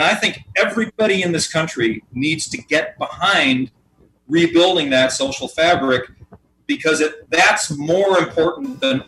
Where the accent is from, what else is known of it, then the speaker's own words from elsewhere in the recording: Lake Forest, Illinois, United States; I grew up in Lake Forest, Illinois in the 60s and 70s.